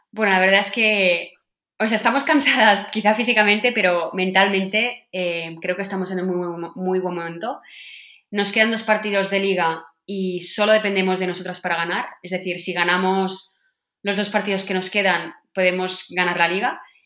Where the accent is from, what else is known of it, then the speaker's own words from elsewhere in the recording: Sant Cugat del Vallès, Catalonia, Spain; Yo nací en San Juan del Vallés